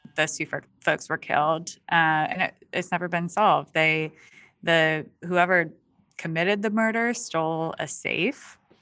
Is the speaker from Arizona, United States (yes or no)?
no; Allegany, New York, United States; moved away; my hometown